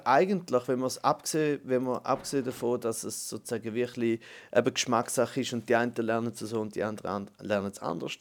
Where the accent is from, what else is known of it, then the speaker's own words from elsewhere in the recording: German-speaking Switzerland, Switzerland; für uns Deutschschweizer